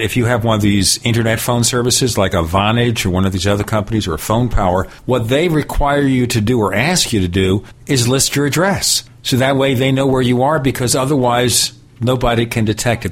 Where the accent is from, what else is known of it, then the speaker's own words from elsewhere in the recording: New York City, New York, United States; I was born in Brooklyn, New York, many thousands of years ago